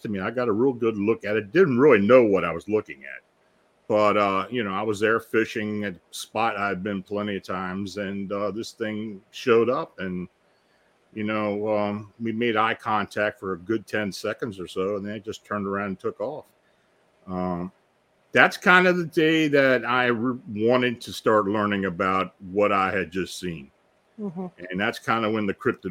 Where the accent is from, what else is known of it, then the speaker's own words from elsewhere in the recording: South Central Pennsylvania, United States; I was born and raised in South Central Pennsylvania, very near the Gettysburg Battlefield.